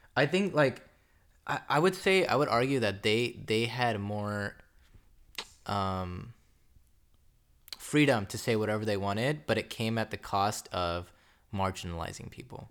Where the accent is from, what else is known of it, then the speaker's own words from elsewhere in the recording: United States; we were born here, we were raised here